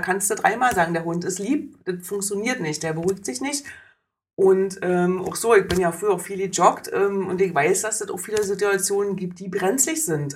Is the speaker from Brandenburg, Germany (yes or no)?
yes; Oranienburg, Brandenburg, Germany; alle meine Plätze meiner Jugend und meiner Kindheit in Oranienburg sind weg